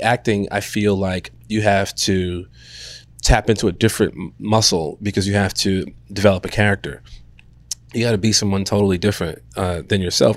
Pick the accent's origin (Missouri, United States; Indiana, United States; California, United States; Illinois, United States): Illinois, United States; Chicago; I am from Chicago.